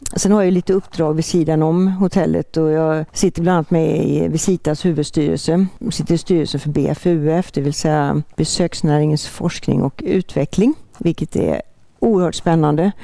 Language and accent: Swedish; Borås-Ulricehamn area, Västra Götaland, Sweden; moved away; also born or lived in Halmstad; Vi hade sommarstuga i Frösakull när jag växte upp. Som så många ifrån den trakten Borås-Ulricehamn